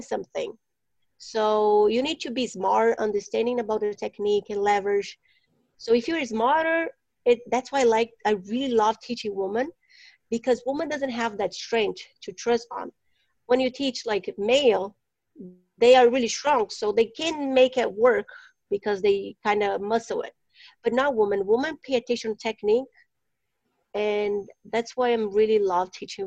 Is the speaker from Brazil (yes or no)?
yes; Brazil; now in Phoenix, United States; I'm from Brazil